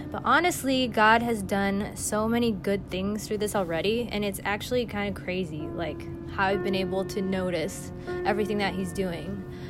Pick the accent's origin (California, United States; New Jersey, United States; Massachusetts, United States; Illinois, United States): California, United States; Los Angeles; also born or lived in Atlanta; right after college, I moved back to Los Angeles, which is my hometown